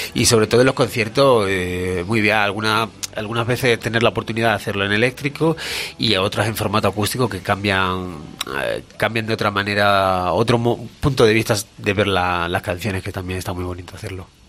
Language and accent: Spanish; Badajoz, Extremadura, Spain; soy de Extremadura, de Badajoz, al lado de Portugal